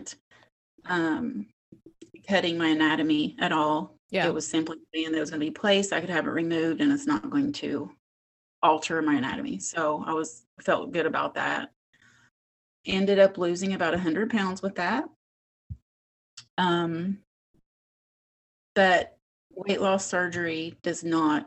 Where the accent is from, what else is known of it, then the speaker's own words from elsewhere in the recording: West Virginia, United States; moved away as an adult; now in Las Vegas, United States; I grew up in West Virginia, born and raised, but have now lived in Las Vegas for about 25 years.